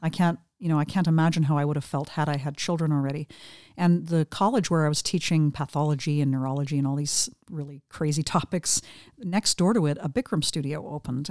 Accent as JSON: {"language": "English", "region": "interior of British Columbia", "country": "Canada", "tie": "born or raised there", "also_born_or_lived": "Vancouver Island / Vancouver", "moved": "yes", "said": "I grew up in the interior of British Columbia, which is about northwest, about middle of the province of British Columbia."}